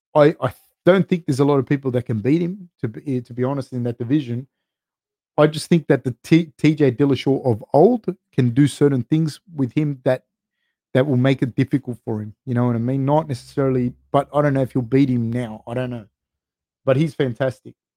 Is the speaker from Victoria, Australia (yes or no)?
no; Sydney, New South Wales, Australia; I grew up right next to Cabramatta in the 90s. Like you could say I grew up in Ashcroft, the place called Ashcroft